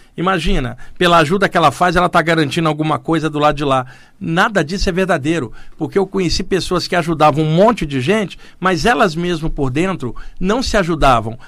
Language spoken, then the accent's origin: Portuguese; Rio de Janeiro, Brazil; moved away as an adult; now in São Paulo, Brazil; nos anos que eu cresci e morei no Rio de Janeiro